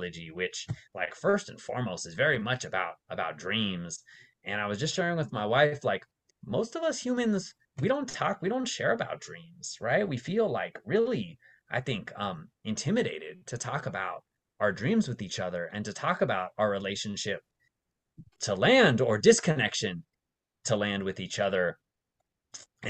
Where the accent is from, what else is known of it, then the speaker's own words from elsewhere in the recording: Las Vegas, Nevada, United States; moved away as an adult; also born or lived in San Francisco Bay Area; I grew up mostly in Las Vegas